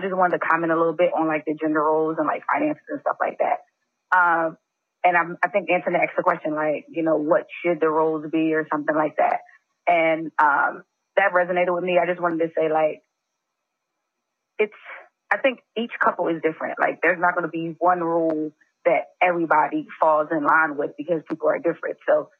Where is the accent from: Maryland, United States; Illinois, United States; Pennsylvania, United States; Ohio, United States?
Pennsylvania, United States; Philadelphia; I mean, I'm originally from Philly. I've been in DMV about 5-6 years now.